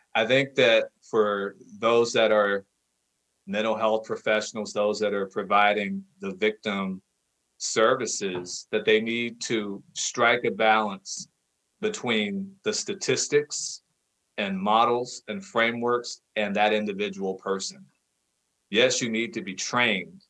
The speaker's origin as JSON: {"language": "English", "town": "Cincinnati", "region": "Ohio", "country": "United States", "said": "I'm from Ohio, specifically from Cincinnati"}